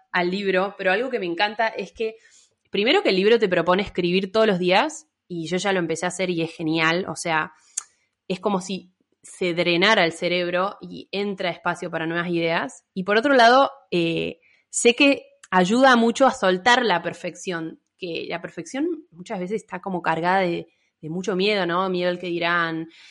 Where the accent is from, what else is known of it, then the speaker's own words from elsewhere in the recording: Mendoza, Argentina; now in Córdoba, Argentina; soy de Mendoza, pero vivo en Córdoba